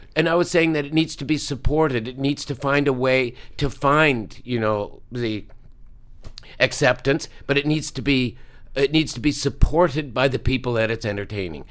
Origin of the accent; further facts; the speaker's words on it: Halifax, Nova Scotia, Canada; moved away; Neptune Theater, which is my hometown theater